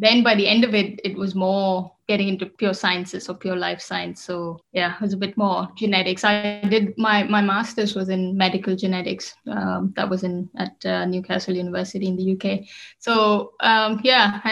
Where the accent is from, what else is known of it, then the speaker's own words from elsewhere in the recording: Bangalore, Karnataka, India; moved away as an adult; also born or lived in United Kingdom; now in Germany; I come from Bangalore, which is a city in the south of India.